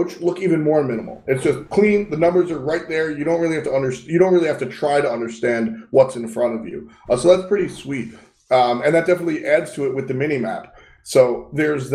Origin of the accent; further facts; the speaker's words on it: United States; my home country